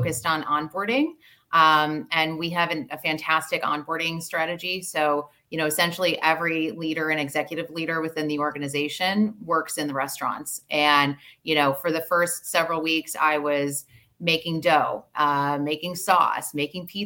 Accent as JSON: {"language": "English", "town": "Chicago", "region": "Illinois", "country": "United States", "tie": "born or raised there", "moved": "yes", "lives_now": "Canada", "said": "I grew up in Chicago"}